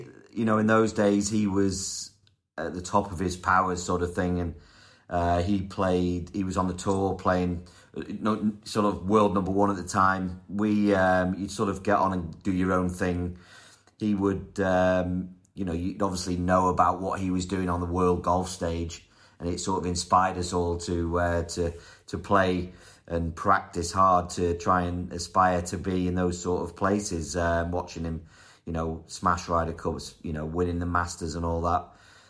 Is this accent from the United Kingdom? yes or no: yes; North West England, United Kingdom; also born or lived in Wales / London; You know, and then we moved away. We moved from Wales to London area. And then I didn't play golf there either. We moved up north to the northwest of England.